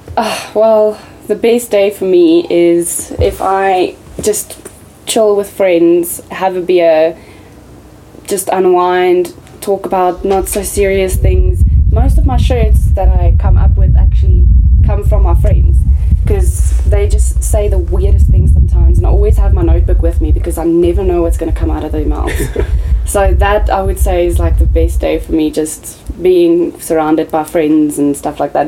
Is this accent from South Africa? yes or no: yes; South Africa; I'm South African